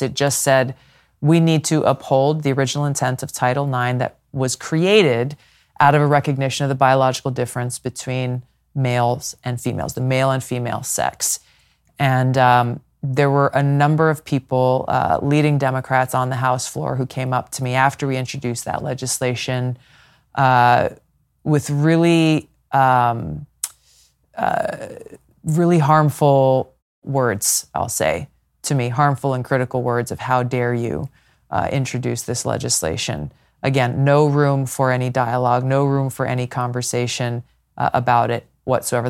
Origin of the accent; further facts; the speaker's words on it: Hawaii, United States; my home state of Hawaii